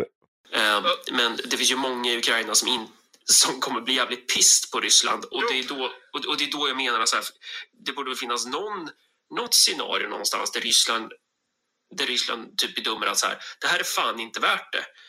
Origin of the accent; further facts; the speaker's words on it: Sweden; vi svenskar